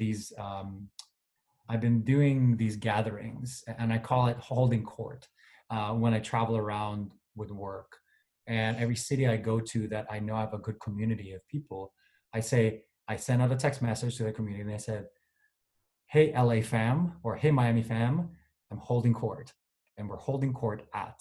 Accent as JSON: {"language": "English", "town": "Manila", "region": "Metro Manila", "country": "Philippines", "tie": "born or raised there", "moved": "as an adult", "said": "I grew up in Manila in a village called Alabang."}